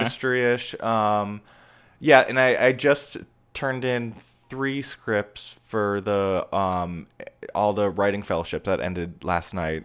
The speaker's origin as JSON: {"language": "English", "town": "Omaha", "region": "Nebraska", "country": "United States", "moved": "yes", "lives_now": "Los Angeles, United States", "said": "I am from Omaha, Nebraska"}